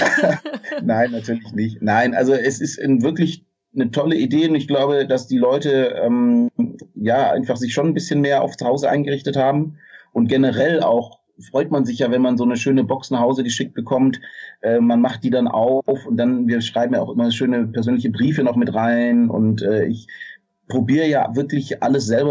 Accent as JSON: {"language": "German", "region": "Swabia", "country": "Germany", "said": "als Schwabe"}